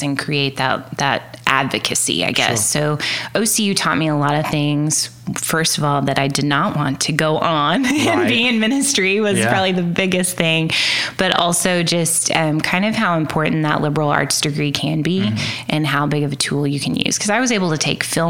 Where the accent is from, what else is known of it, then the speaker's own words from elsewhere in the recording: Cleveland, Oklahoma, United States; now in Oklahoma City, United States; I grew up in Cleveland, Oklahoma